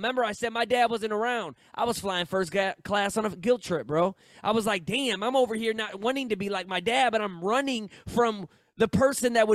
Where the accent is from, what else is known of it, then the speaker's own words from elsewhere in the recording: St. Louis, Missouri, United States; I'm from St. Louis.